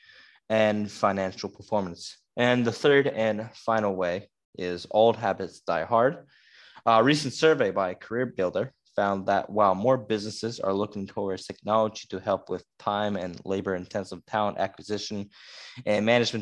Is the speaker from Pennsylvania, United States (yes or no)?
yes; Schuylkill Haven, Pennsylvania, United States; I'm from Schuylkill Haven, Pennsylvania